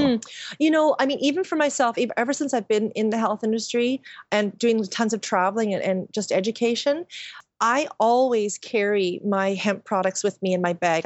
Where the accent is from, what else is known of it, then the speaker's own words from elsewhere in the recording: Qualicum Beach, British Columbia, Canada; moved away as an adult; also born or lived in Nanaimo; now in Vancouver, Canada; I'm from Vancouver Island, a really small town